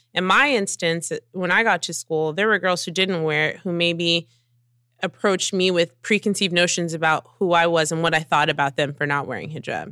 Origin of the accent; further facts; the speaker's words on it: New Jersey, United States; I'm a girl from Jersey who was working hard